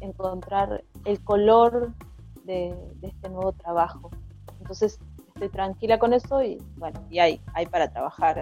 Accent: González Catán, Buenos Aires Province, Argentina; yo crecí en, González Catán

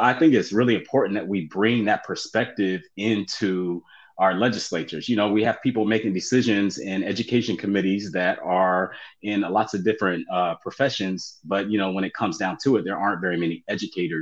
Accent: Columbus, Ohio, United States; now in Georgia, United States; from Columbus, Ohio

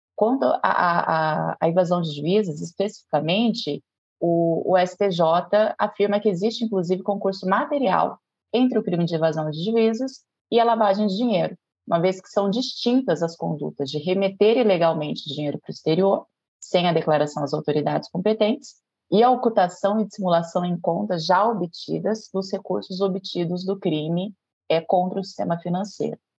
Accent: Londrina, Paraná, Brazil; moved away as an adult; now in Minas Gerais, Brazil; numa promotoria criminal em Londrina, que é a minha cidade natal

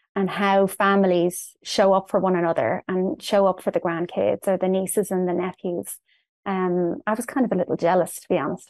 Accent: Dublin, Leinster, Ireland; moved away as an adult; now in St. Charles, United States; I was born in Dublin in Ireland, and I spent most of my life there. Um, I moved to the United States in two thousand eleven

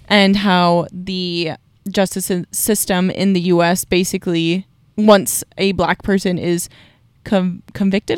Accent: Canada; I'm Canadian

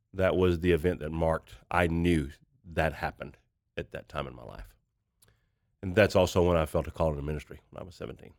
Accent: Kentucky, United States; moved away as an adult; now in Tulsa, United States; I grew up in a small town in Kentucky, about nine hundred people

